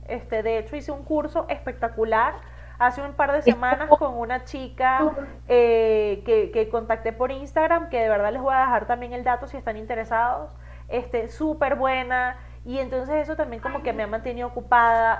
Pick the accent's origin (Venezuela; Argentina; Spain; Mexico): Venezuela; moved away; como venezolana